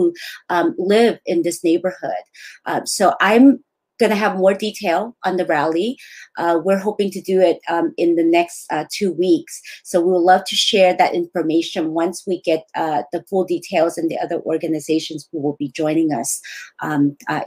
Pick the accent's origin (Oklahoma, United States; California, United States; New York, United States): California, United States; San Francisco; also born or lived in Laos; growing up in the Tenderloin, I founded Southeast Asian Development Center